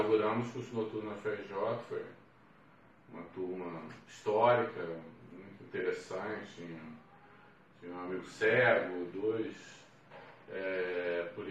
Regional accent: Rio de Janeiro, Brazil; lá eu passei para grande parte da minha infância, toda a minha adolescência e parte da vida adulta. Eh, nesse tempo, no Meia, o Meia é um, um bairro assim, bem é, atípico do, da Zona Norte, né? um bairro muito, muito barrista

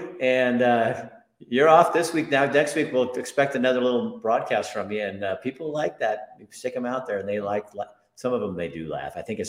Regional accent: Oregon, United States; moved away as an adult; now in Montana, United States; I love Oregon. It's a great state. It's my home state. It's where I came from.

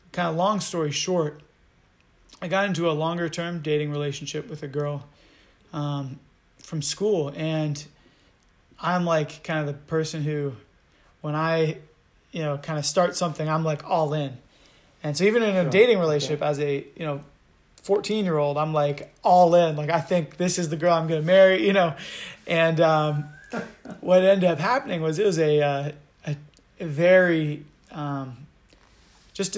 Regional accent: Charlottesville, Virginia, United States; I've lived in Virginia my whole life. I'm a Virginia boy through and through

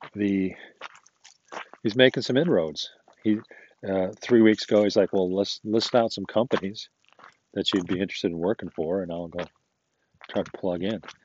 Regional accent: United States; I'm an American.

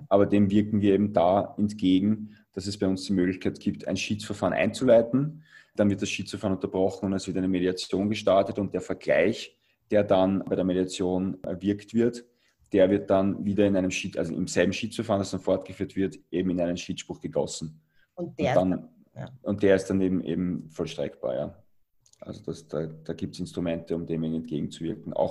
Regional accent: Austria; als Europäer oder als, als Österreicher möchte ich eher zu WIAG

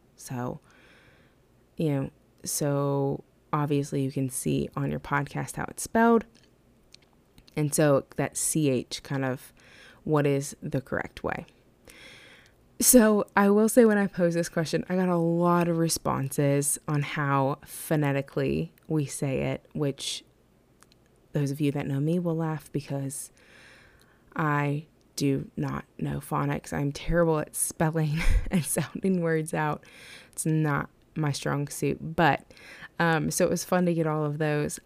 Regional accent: West Virginia, United States; born or raised there

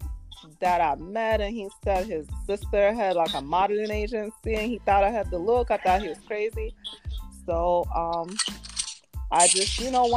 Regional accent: Ukraine; now in United States; I'm originally from Ukraine. I'm mixed with Ukrainian and Nigerian

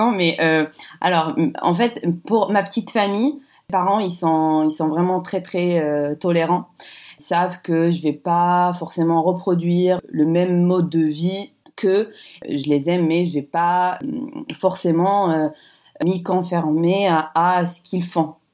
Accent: Morocco; quand je suis invitée chez moi au Maroc, ben là, là c'est vrai que je ne veux pas trop euh, offusquer les gens

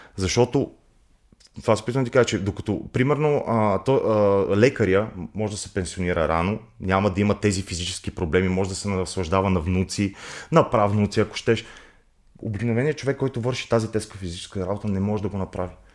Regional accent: Montana, Montana Province, Bulgaria; moved away; Аз съм родом, родом от Монтана.

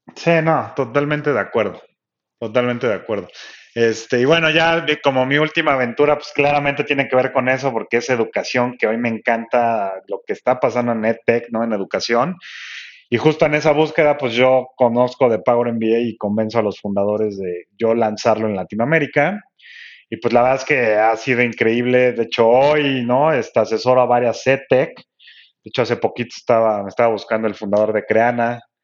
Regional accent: Mexico City, Mexico; yo estoy en Ciudad de México, o sea que eh, soy el chilango

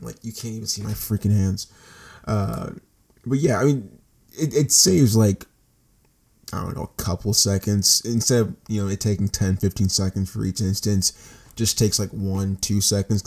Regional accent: United States; I'm an American citizen

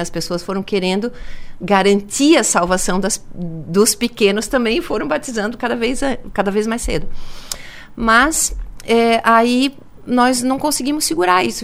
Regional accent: Blumenau, Santa Catarina, Brazil; also born or lived in Ituporanga; now in Criciúma, Brazil; E aí nós fomos para Blumenau, me criei lá

